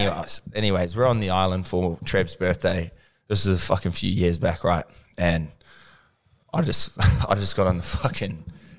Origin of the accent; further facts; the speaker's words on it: New Zealand; I grew up with them in New Zealand.